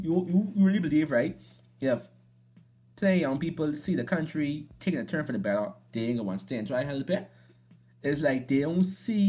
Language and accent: English; Bahamas